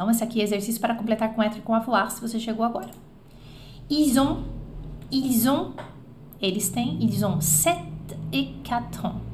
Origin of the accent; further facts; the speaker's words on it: Belgium; Portuguese is a second language; Eu sou belga, mas meus parentes, desculpa, meus pais, meus parentes, meus pais, parrão e pais, né? Papai, mamãe e parrão. Mas meus pais são italianos.